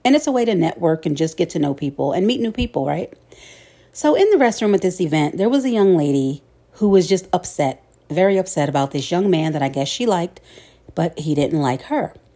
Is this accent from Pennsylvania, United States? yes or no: yes; Philadelphia, Pennsylvania, United States; my hometown of Philly